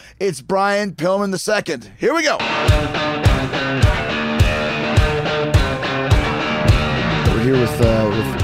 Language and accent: English; Winnipeg, Manitoba, Canada; Winnipeg, Manitoba, Canada, my hometown.